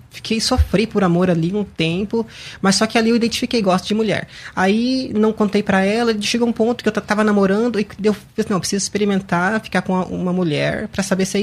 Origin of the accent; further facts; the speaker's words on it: Paraná, Brazil; Eu sou natural de, Paraná.